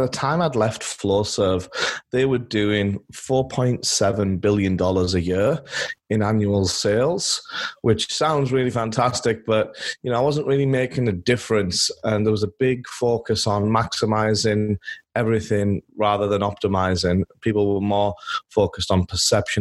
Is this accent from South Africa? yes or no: no; England, United Kingdom; moved away as an adult; now in Los Angeles, United States; I'm born and raised in England, where I spent all my childhood running around in fields with my dog